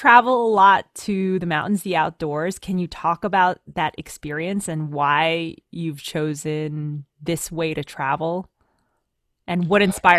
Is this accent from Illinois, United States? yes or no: no; New Jersey, United States; I'm from Jersey.